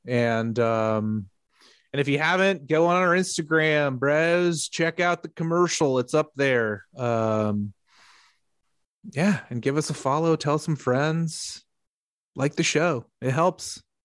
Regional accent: the South, United States; also born or lived in Tennessee; growing up in the South

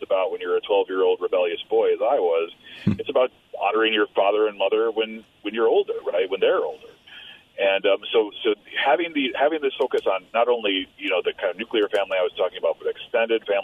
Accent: Midwest, United States; now in New York, United States; as a Midwesterner

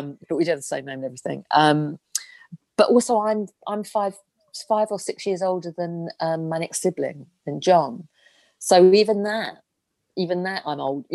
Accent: London, United Kingdom; also born or lived in Sussex; I'm a Londoner and I was born in London and we moved to Sussex when I was 14. And I was only there for 4 years. And then I came back to London

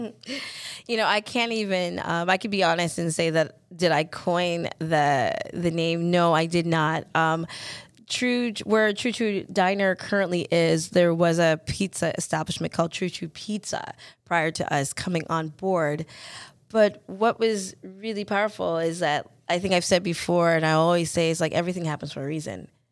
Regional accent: the South, Florida, United States; moved away; growing up in the South, in Fl, in the U S

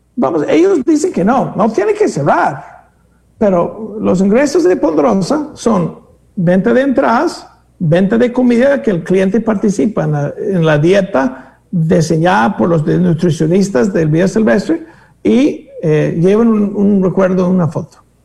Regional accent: Greece; moved away; unos griegos que no conocí, que resulta ser de mi pueblo

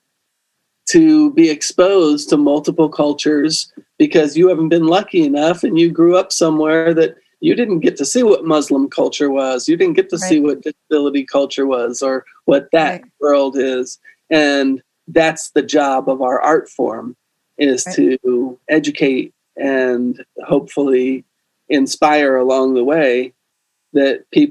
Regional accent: the South, United States; growing up in the South

